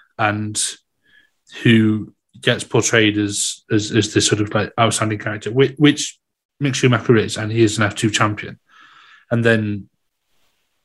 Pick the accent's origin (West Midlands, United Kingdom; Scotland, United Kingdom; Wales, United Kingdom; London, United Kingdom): Wales, United Kingdom; Welsh; I'm Welsh